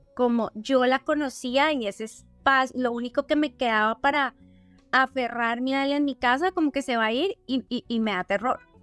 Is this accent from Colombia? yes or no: yes; Colombia; si tú y yo como colombianas criamos niñas hoy en día en Colombia